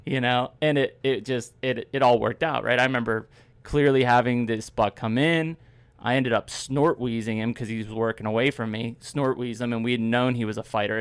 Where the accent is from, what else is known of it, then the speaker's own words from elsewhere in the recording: Pennsylvania, United States; growing up in Pennsylvania